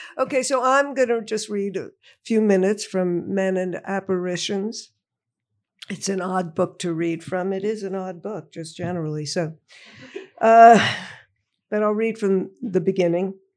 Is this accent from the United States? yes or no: yes; Woodmere, New York, United States; I grew up, uh, in Woodmere, Long Island, Nassau County.